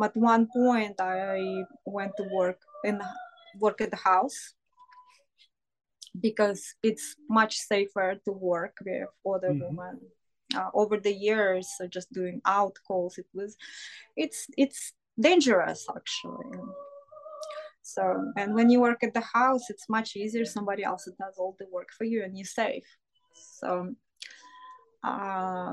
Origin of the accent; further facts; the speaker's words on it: Russia; moved away as an adult; now in United States; I was born and raised in Soviet Union